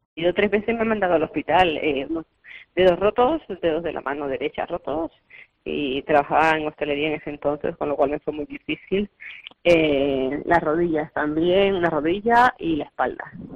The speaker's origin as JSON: {"language": "Spanish", "country": "Colombia", "tie": "born or raised there", "moved": "yes", "lives_now": "Barcelona, Spain", "said": "nací en Colombia"}